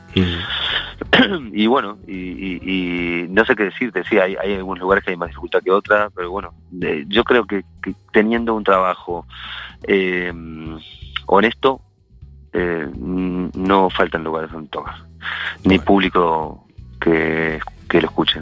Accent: Montevideo, Uruguay; moved away as an adult; now in Spain; Yo soy de Uruguay por eso, yo creo. Por, por haber eh, vivido mi juventud y mis primeros besos y, mis, primeras relaciones fuertes de amistad en eh, Montevideo

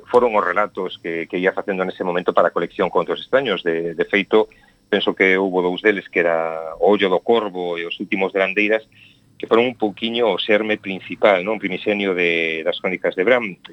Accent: Taragoña, Galicia, Spain; que é o Castro Barbudo de Taragoña, da miña aldea

